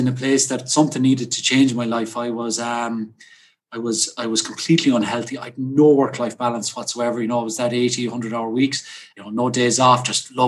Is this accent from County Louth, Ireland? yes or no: no; Spanish Point, County Clare, Ireland; now in Ennis, Ireland; I'm from Spanish Point here, where I'm speaking to you from today